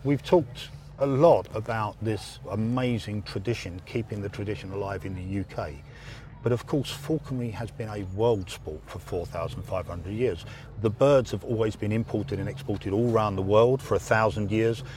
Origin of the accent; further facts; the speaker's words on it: England, United Kingdom; as an Englishman